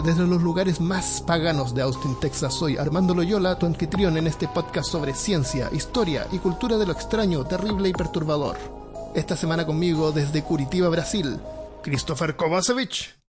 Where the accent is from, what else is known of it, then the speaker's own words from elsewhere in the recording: Santiago, Santiago Metropolitan Region, Chile; moved away; yo me crié en Santiago y no es una ciudad